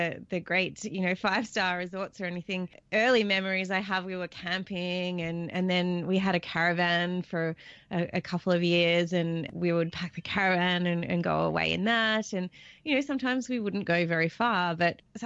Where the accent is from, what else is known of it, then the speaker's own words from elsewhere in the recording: Australia; growing up in Australia, I live here in a coastal town.